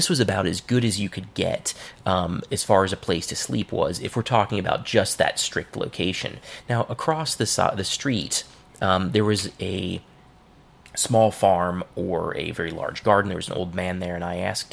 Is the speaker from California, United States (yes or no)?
no; Cincinnati, Ohio, United States; Burnett Woods, which is a place in my hometown